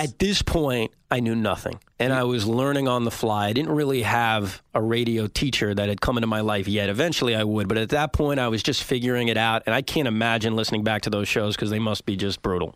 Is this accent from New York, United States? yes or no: yes; Woodmere, New York, United States; also born or lived in Maryland; I was growing up in Woodmere, Long Island, uh, right near John F. Kennedy Airport.